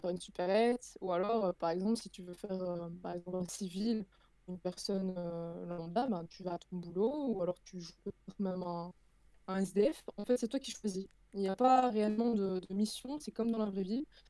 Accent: Belgium; je suis belge

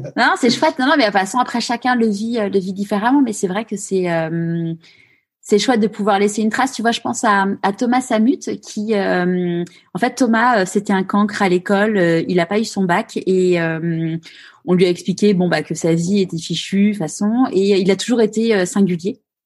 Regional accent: Neuilly-sur-Seine, Île-de-France, France; j'ai grandi à Neuilly-sur-Seine

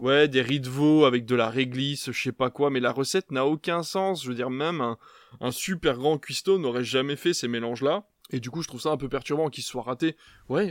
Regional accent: Belgium; now in France; je viens de Belgique, parce que en Belgique, on est sur des plats euh, un peu plus, voilà, fort en bouche

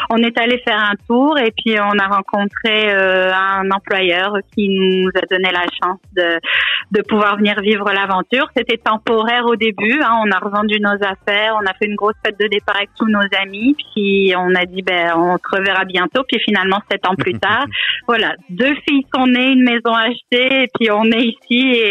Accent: France; accent: French; now in Canada; j'ai toujours un bel accent bien français. mais pour les Français, il semblerait que j'ai un accent euh, canadien qui s'installe.

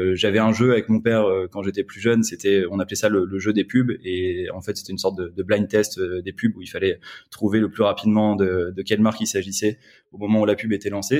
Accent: north of France, France; moved away as an adult; now in Paris, France; je suis originaire du, nord de la France

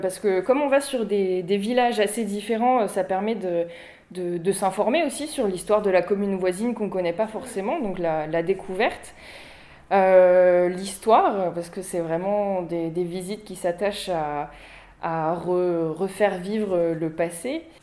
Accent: Huisseau-sur-Mauves, Centre-Val de Loire, France; also born or lived in Beaugency; je suis originaire euh, d'ici, je suis originaire de Huisseau. J'étais au lycée à Beaugency

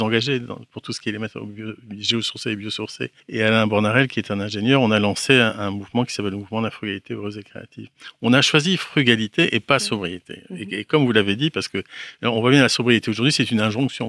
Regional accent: Brittany, France; Je suis breton

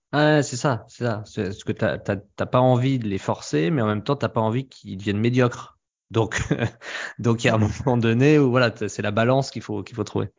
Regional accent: France; en tant que Français

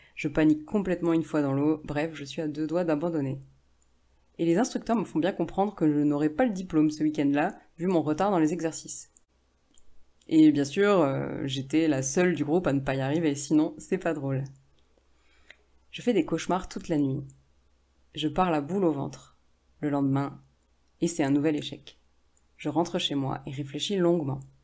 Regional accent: France; moi, qui suis française.

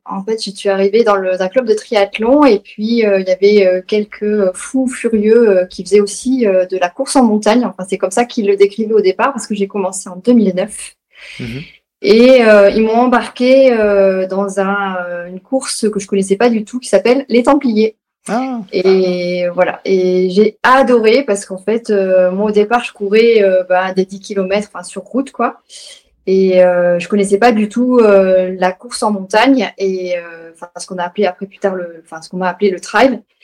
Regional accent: Bordeaux, Nouvelle-Aquitaine, France; moved away as an adult; also born or lived in Haute-Savoie; now in Annecy, France; Je suis originaire de Bordeaux, dans le sud-ouest, et ça fait 15 jours que j'habite en Haute-Savoie, à côté de Annecy.

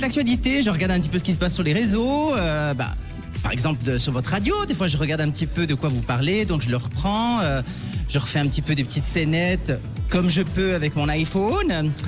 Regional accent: Valais, Switzerland; j'ai grandi en Valais

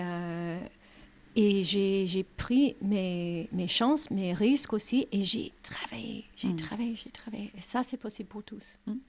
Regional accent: Canada; French is a second language; je suis canadienne de la nature

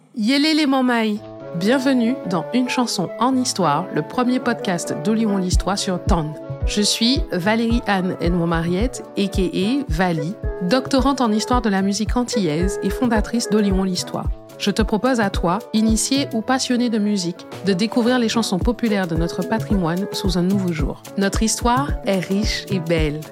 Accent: Martinique; chez nous en Martinique

